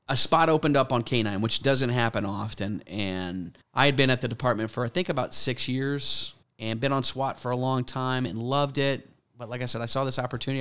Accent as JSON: {"language": "English", "town": "Mandeville", "region": "Louisiana", "country": "United States", "tie": "born or raised there", "also_born_or_lived": "Tennessee", "accent": "Tennessee New Orleans mix", "moved": "yes", "lives_now": "Alpharetta, United States", "said": "I grew up in Louisiana"}